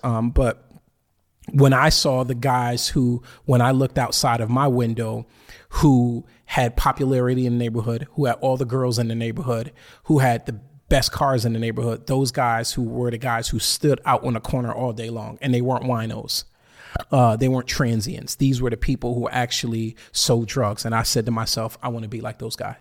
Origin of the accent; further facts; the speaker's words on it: Bridgeport, Connecticut, United States; I'm from Bridgeport, Connecticut